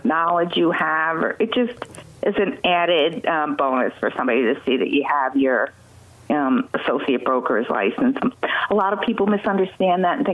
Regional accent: Highland, New York, United States; I was born and raised in Ulster County in Highland. I've lived here all my life.

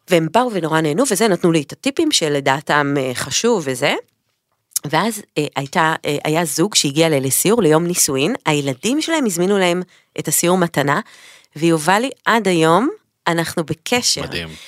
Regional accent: Haifa, Haifa District, Israel; moved away as an adult; now in Paris, France; גדלתי עם ליאור ברוממה החדשה בחיפה.

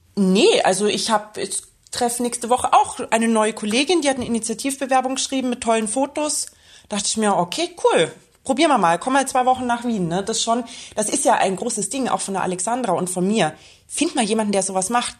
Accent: Bavaria, Germany; now in Vienna, Austria; Ich bin ja eigentlich auch aus Bayern. Also für mich ist es immer wieder so ein bisschen Heimreise.

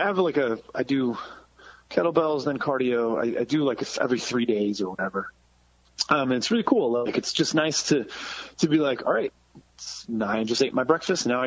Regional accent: Massachusetts, United States; moved away; I was from Massachusetts, so like the ska scene was huge

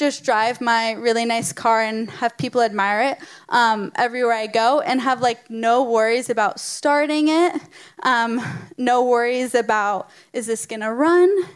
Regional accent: United States

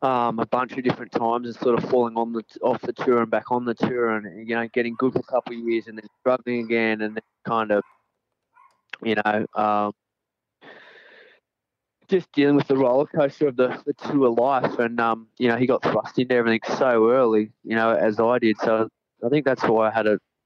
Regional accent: Narrabeen, New South Wales, Australia; we're from Narrabeen

